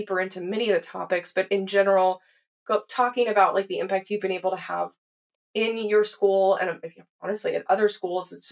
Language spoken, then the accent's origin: English; Texas, United States; moved away; I grew up in Texas